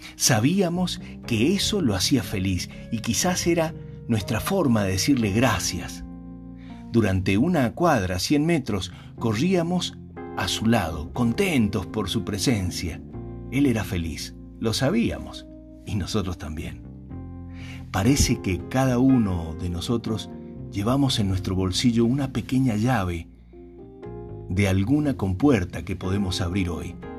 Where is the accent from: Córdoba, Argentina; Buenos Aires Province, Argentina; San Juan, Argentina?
San Juan, Argentina; En el lugar donde yo nací faltaba el agua. Menos del 6% de la provincia era cultivable.